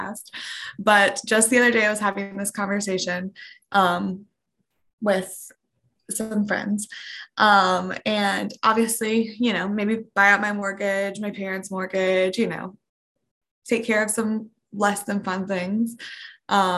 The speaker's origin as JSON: {"language": "English", "area": "Outer Banks", "region": "Eastern North Carolina", "country": "United States", "tie": "born or raised there", "said": "I'm from the Outer Banks, Eastern North Carolina"}